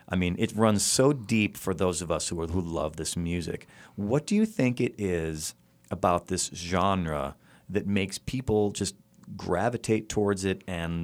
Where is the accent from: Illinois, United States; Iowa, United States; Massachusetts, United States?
Illinois, United States; I like Illinois to this day. I've got a rule. I'm allowed to go back to my home state between, like, say, New Year's Day and, like, June 1st.